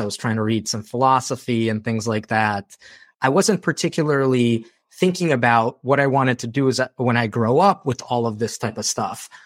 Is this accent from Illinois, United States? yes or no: yes; Chicago, Illinois, United States; also born or lived in Moldova; I grew up in Chicago after moving from Moldova